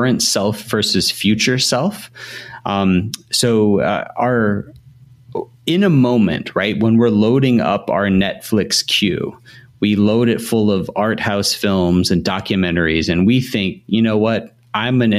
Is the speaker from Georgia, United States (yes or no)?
yes; Atlanta, Georgia, United States; I'm from Atlanta.